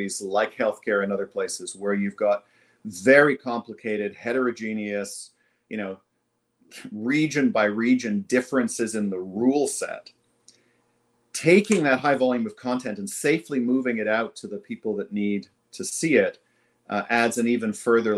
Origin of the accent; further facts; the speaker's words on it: Jamaica; now in Toronto, Canada; I am Jamaican by birth